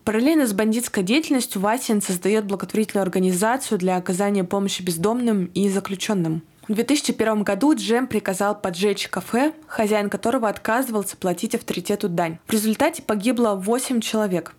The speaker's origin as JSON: {"language": "Russian", "town": "Yekaterinburg", "region": "Sverdlovsk Oblast", "country": "Russia", "tie": "born or raised there", "said": "из города Екатеринбурга. Это мой родной город"}